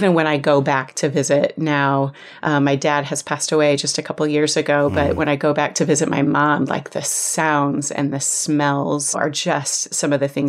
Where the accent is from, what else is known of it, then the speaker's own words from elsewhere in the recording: Iowa, United States; I actually was born and raised in small town Iowa. Not even small town Iowa, on a farm outside of a small town in Iowa, where it took me 20 minutes to drive to the nearest grocery store.